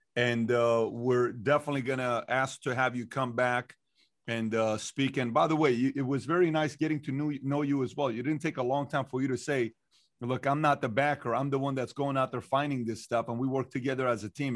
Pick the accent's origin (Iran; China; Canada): Iran; moved away; I'm not from here, I'm from Iran